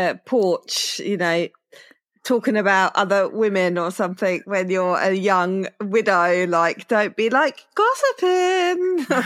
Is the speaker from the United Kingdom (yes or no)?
yes; United Kingdom